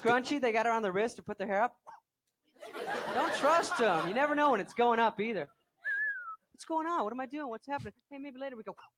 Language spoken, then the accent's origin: English; Arizona, United States; moved away; I'm from Arizona